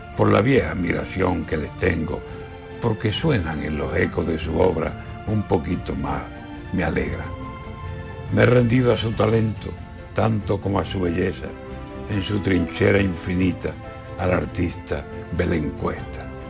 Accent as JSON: {"language": "Spanish", "region": "Andalusia", "country": "Spain", "said": "la gente de mi tierra"}